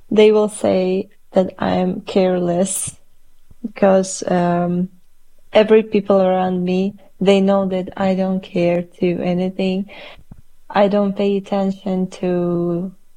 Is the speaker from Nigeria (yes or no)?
no; Tashkent, Uzbekistan; English is a second language; moved away as an adult; now in Poland; in my country where I was born, I couldn't feel the home atmosphere